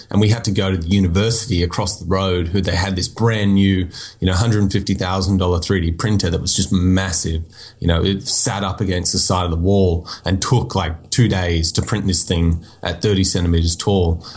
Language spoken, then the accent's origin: English; Nowra, New South Wales, Australia; also born or lived in Florida, United States; I was born in America, but I lived in like south of Sydney, uh, a few hours south for most of my teenage life